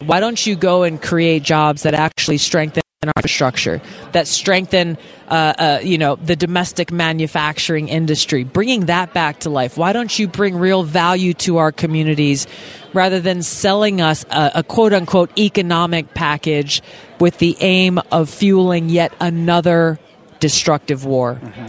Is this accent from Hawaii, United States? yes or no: yes; Hawaii, United States; my home state of Hawaii